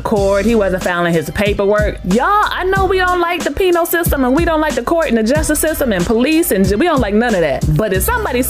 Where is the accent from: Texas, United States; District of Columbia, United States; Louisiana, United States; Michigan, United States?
District of Columbia, United States; Washington; near my hometown, D.C.